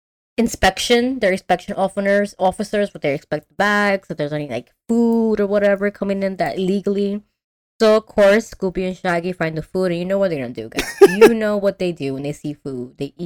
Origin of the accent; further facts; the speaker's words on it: Louisiana, United States; accent: Louisiana; Very Southern. Yes, that's my Louisiana accent.